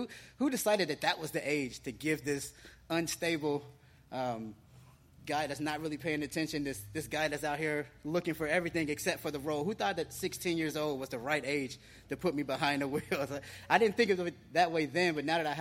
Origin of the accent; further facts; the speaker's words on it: Cincinnati, Ohio, United States; now in Florida, United States; I didn't grow up here in Florida. I grew up in Ohio, Cincinnati, Ohio